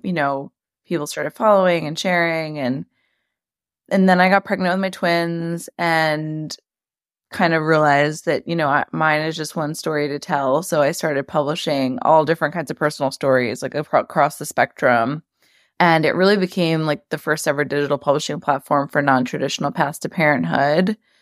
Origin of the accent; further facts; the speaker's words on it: New York City, New York, United States; also born or lived in Long Island, New York; I'm from New York, born and raised in Queens. Now I live on the South Shore of Long Island.